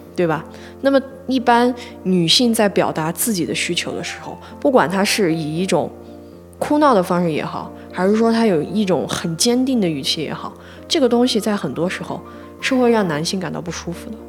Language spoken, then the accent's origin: Chinese; northern China, China; 我是北方人